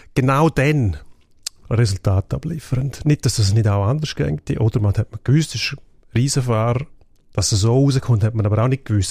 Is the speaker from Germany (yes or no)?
no; Graubünden, Switzerland; in meiner Heimat, also Kanton Graubünden